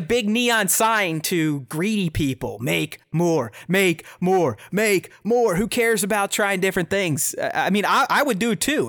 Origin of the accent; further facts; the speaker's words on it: United States; I'm an American